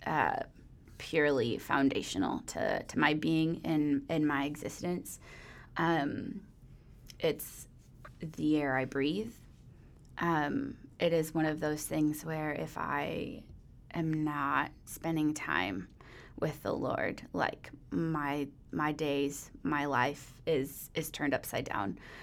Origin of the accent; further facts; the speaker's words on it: Phillips, Wisconsin, United States; also born or lived in Woodruff, Wisconsin; my family moved to Phillips, Wisconsin. So, uh, that is a very small town up in the middle of nowhere. There are lots of beautiful lakes there, though.